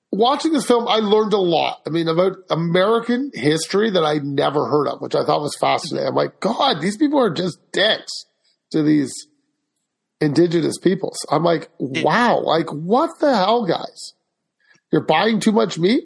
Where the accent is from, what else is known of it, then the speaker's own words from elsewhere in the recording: Canada; Being Canadian